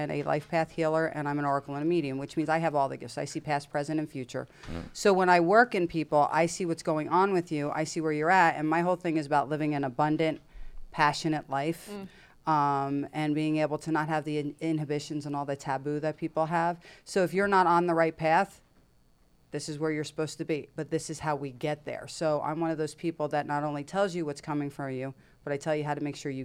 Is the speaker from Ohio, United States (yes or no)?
no; Jersey Shore, New Jersey, United States; I grew up on the Jersey Shore